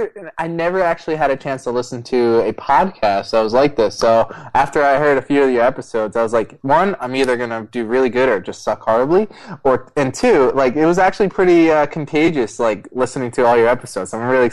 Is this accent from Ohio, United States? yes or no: no; Vernon, New Jersey, United States; also born or lived in Roseland, New Jersey; I was actually born and raised in Vernon, New Jersey, and I live, for any people who are in the New York area or in New Jersey, I'm like 25 minutes away in Essex County, and I actually live in Roseland.